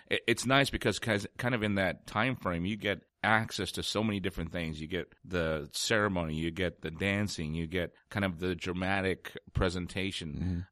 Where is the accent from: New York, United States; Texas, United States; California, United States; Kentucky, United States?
Texas, United States; San Antonio; now in Oklahoma, United States; I grew up in San Antonio, bicultural, bilingual